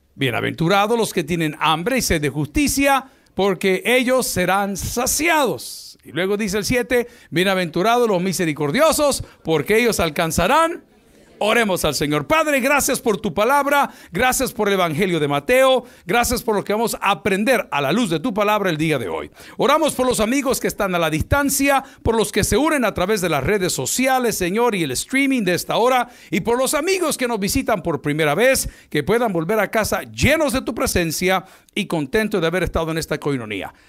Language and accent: Spanish; El Salvador; En mi país, El Salvador